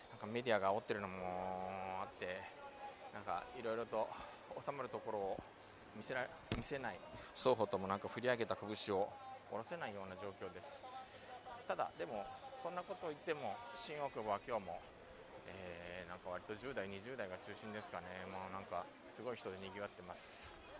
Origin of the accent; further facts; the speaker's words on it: Japan; also born or lived in South Korea; 日本生まれ、えー韓国在住経験あり仕事でたまに行き来している日本人